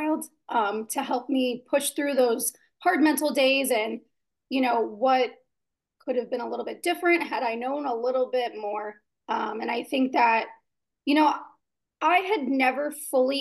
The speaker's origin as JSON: {"language": "English", "region": "Southern Indiana", "country": "United States", "tie": "born or raised there", "said": "I was raised in Southern Indiana"}